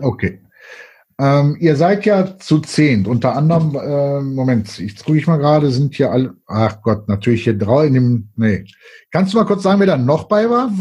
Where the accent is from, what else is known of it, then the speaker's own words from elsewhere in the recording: Cologne, North Rhine-Westphalia, Germany; wir Kölner